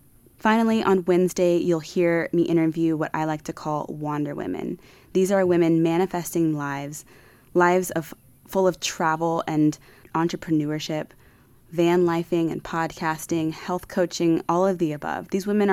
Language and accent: English; Austin, Texas, United States; moved away as an adult; also born or lived in Houston, Texas / Virginia; now in Costa Rica; I was born in Houston, Texas, raised in Austin, Texas